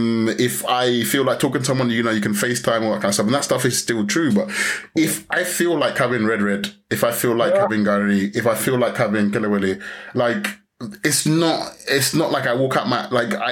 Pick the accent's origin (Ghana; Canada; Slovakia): Ghana; now in Spain; So in terms of being a Ghanaian, being able to kind of connect with Ghanaian culture